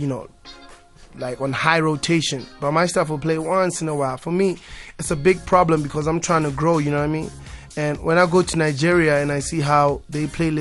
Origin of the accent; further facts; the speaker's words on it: South Africa; I'm South African